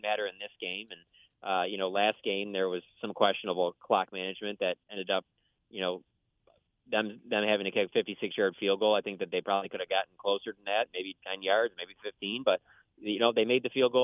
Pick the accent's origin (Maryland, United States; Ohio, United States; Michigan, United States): Michigan, United States; Detroit; I grew up in Detroit